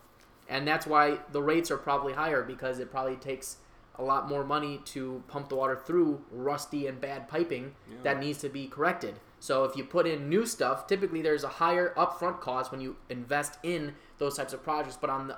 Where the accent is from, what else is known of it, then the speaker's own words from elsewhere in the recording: Chicago, Illinois, United States; I am a Chicagoan, and Chicagoans only follow what the city of Chicago says.